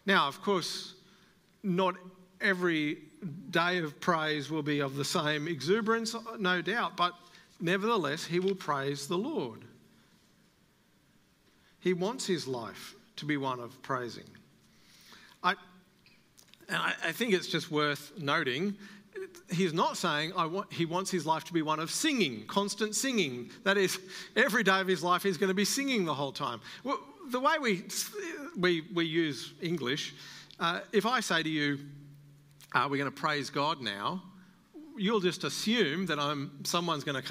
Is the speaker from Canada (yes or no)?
no; Australia; as an Australian